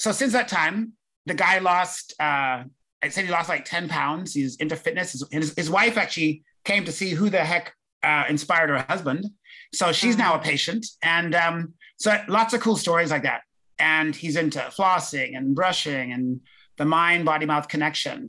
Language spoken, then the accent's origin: English; London, United Kingdom; moved away; also born or lived in Winnipeg, Canada; I was born in London